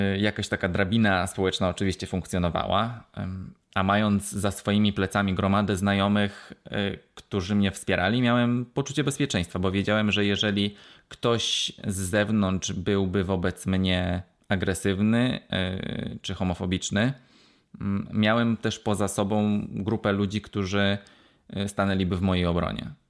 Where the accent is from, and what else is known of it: Poland; now in Wales, United Kingdom